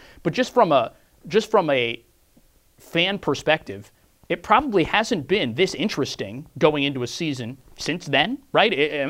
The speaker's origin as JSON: {"language": "English", "region": "Western Pennsylvania", "country": "United States", "tie": "born or raised there", "said": "I grew up in Western PA"}